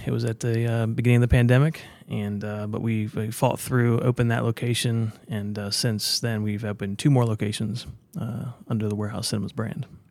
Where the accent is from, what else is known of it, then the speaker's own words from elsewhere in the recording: Smithsburg, Maryland, United States; also born or lived in Virginia; I grew up in Smithsburg, Maryland, which is, uh, about an hour west of Baltimore or D C